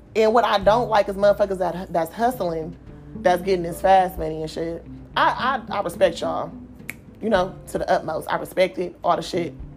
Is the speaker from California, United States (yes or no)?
yes; Oakland, California, United States; I'm from Oakland